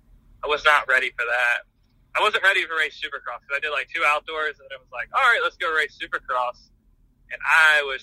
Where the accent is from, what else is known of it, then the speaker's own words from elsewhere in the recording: Maryland, United States; I grew up in Maryland, probably 10, 20 minutes away from that restaurant.